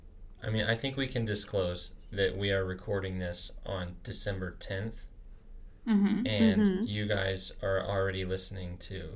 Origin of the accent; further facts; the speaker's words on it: Arizona, United States; I'm from Arizona, from the Southwest